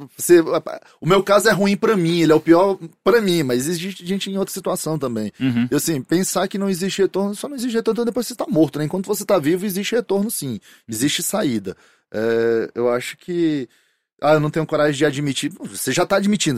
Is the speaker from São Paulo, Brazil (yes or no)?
no; Fortaleza, Ceará, Brazil; sou de Fortaleza